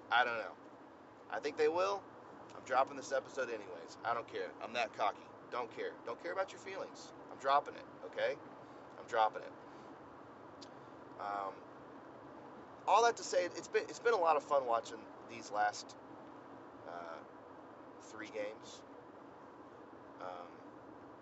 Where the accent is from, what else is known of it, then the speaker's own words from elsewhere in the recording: Georgia, United States; I'm from Georgia